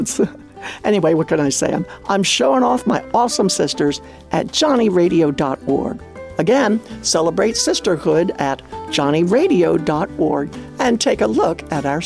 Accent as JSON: {"language": "English", "region": "Maryland", "country": "United States", "tie": "born or raised there", "said": "Growing up on the Maryland farm, we all joined 4-H Club"}